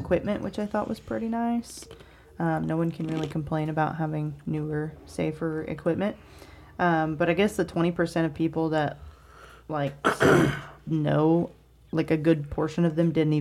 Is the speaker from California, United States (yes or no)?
no; Houston, Texas, United States; now in Evansville, United States; I'm from Houston